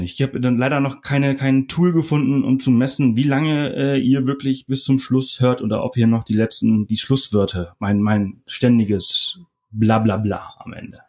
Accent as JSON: {"language": "German", "country": "Germany", "said": "wir als Deutsche"}